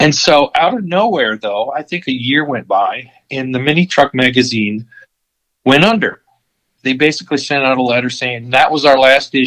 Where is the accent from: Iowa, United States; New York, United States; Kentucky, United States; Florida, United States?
Florida, United States; also born or lived in Connecticut; originally I was born in Connecticut and moved to Florida. And in Florida, you know, I went to high school